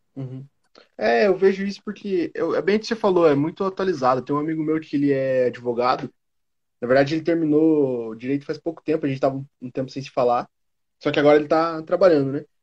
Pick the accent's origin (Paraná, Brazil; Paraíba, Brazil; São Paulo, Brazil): Paraná, Brazil; Curitiba; eu sou de Curitiba